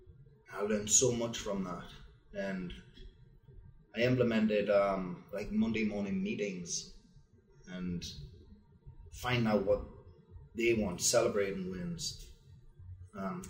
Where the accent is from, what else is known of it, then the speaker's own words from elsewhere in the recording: Wallsend, North East England, United Kingdom; moved away as an adult; now in United States; I'm from Wall's End, which is an old Roman Empire town where the Roman Wall ended, in Newcastle, Northeast England